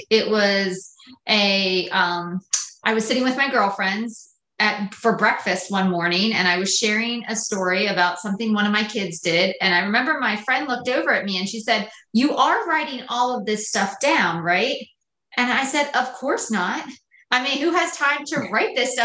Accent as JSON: {"language": "English", "area": "Lancaster County", "region": "Pennsylvania", "country": "United States", "tie": "born or raised there", "said": "I grew up in Lancaster County, so everything was very simple"}